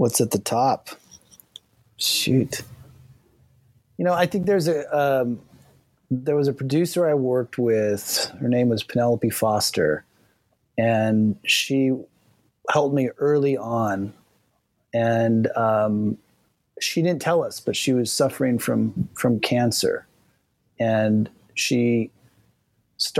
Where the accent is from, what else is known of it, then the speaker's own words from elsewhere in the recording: Kona, Hawaii, United States; also born or lived in Lausanne, Switzerland / Hilo, Hawaii; I was born in Lausanne, Switzerland, and we moved to the Big Island of Hawaii when I was 3 years old, first to Hilo and then to Kona.